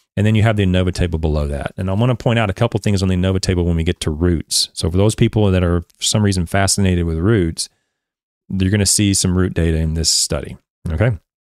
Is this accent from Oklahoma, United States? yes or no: yes; Oklahoma, United States; I'm an American, born and raised Oklahoma bred